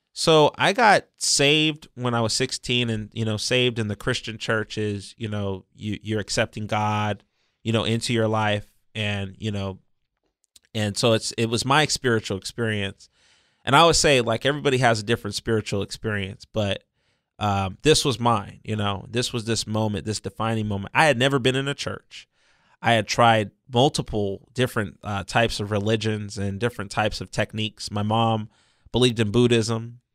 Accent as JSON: {"language": "English", "town": "San Diego", "region": "California", "country": "United States", "tie": "born or raised there", "said": "I was born and raised right here in San Diego County. I was born at Mercy Hospital in Hillcrest"}